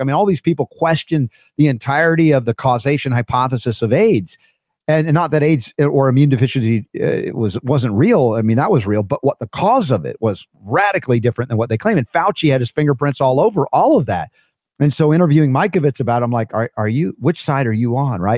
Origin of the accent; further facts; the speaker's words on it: United States; my first twenty-four years of life as an American